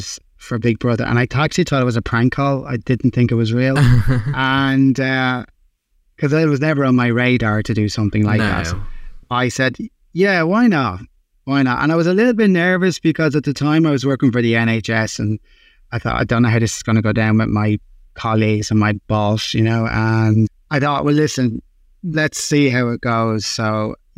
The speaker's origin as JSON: {"language": "English", "town": "Dublin", "region": "Leinster", "country": "Ireland", "moved": "as an adult", "lives_now": "London, United Kingdom", "said": "I'm from Dublin"}